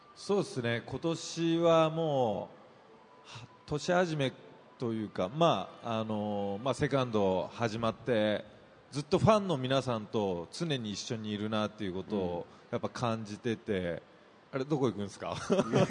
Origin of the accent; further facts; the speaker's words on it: Kyushu, Japan; 九州出身